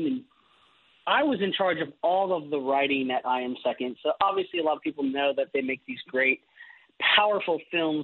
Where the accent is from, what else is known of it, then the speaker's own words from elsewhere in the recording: Wisconsin, United States; moved away; I'm originally from Wisconsin